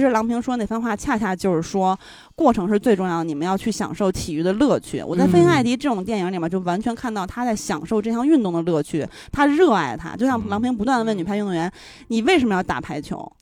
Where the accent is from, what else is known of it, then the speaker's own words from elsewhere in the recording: Beijing, China; 像我们家是那种家属院儿嗯。我姥姥家那边儿是科大研究生院，反正就是大院儿呗